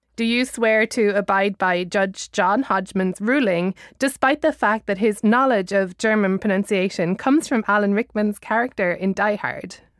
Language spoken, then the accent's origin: English; Ireland; I'm an Irish citizen